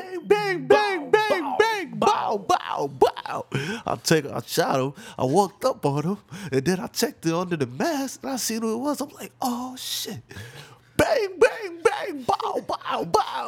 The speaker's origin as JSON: {"language": "English", "country": "United States", "said": "us as American people"}